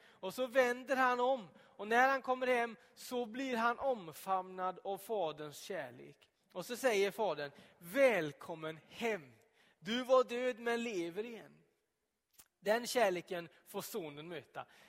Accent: Donsö, Västra Götaland, Sweden; moved away; när jag bodde hemma på Donsö

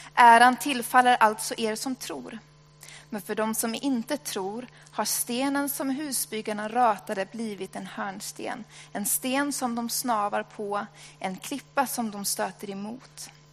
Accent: Sweden; jag är svensk

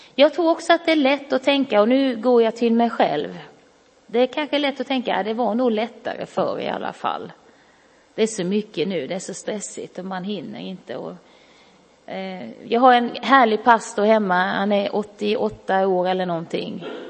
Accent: Karlskrona, Blekinge, Sweden; jag växte upp i Karlskrona

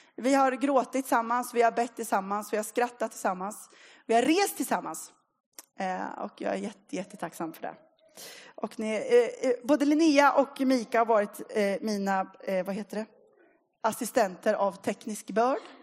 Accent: Linköping, Östergötland, Sweden; moved away as an adult; now in Motala, Sweden; Jag är uppvuxen i Linköping

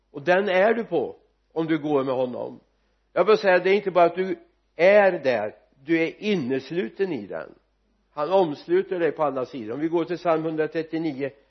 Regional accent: Sweden; jag vet att jag har glädje av att jag är medborgare i Svea rike

